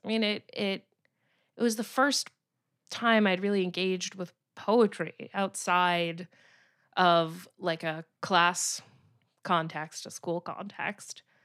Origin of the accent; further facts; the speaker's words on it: Teaneck, New Jersey, United States; I grew up in a suburbs, the suburbs in New Jersey, uh, and there was one lovely old bookstore that's still around, Briar Rose books in my hometown of Teaneck, New Jersey.